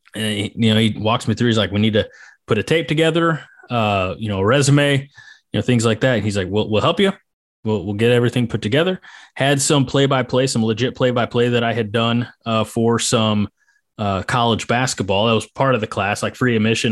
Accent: Clinton County, Illinois, United States; moved away; also born or lived in Northwest Nebraska; where I grew up in Clinton County in Illinois

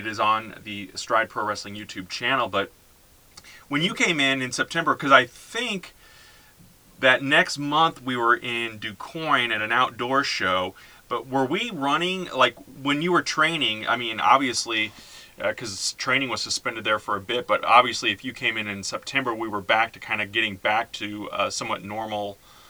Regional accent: St. Louis, Missouri, United States; growing up in St. Louis, we had always gone to the Kiel or to the Arena

